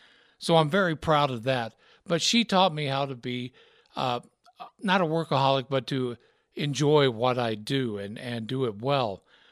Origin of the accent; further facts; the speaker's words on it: Deep South, United States; So that background of growing up in the Deep South and then growing up listening to country, listening to rock and roll, listening to R&B